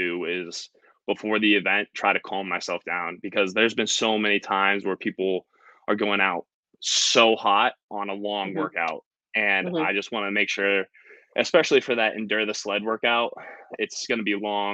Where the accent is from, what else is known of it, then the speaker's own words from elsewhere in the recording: Brookville, Pennsylvania, United States; now in Connecticut, United States; I'm from Pennsylvania. So like, Western PA, it's Brookville